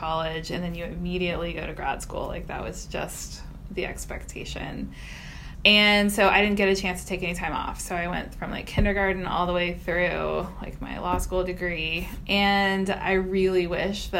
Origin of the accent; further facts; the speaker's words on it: Houston, Texas, United States; So I am from Texas. I'm from the Houston area.